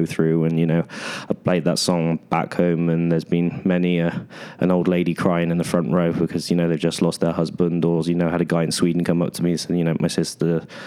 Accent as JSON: {"language": "English", "country": "United Kingdom", "said": "being a British artist"}